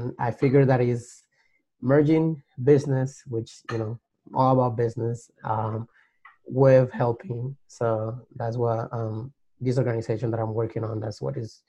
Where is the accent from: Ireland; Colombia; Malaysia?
Colombia; moved away as an adult; now in United States; Growing up in Colombia, my parents were always very like entrepreneur